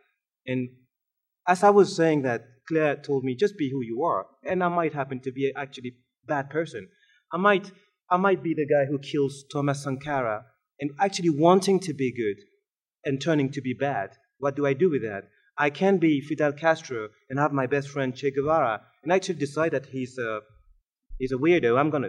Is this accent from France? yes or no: yes; Montpellier, Occitania, France; born there; Now, I said African, but in fact I was born in Montpellier.